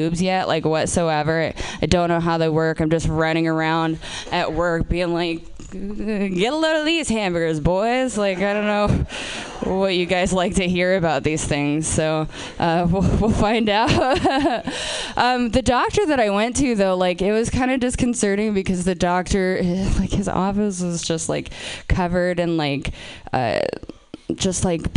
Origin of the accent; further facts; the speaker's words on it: Portland, Oregon, United States; I'm from Portland, Oregon